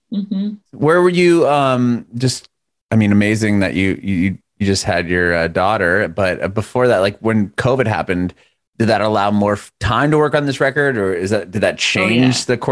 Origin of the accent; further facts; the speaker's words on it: San Diego, California, United States; I was born and raised there.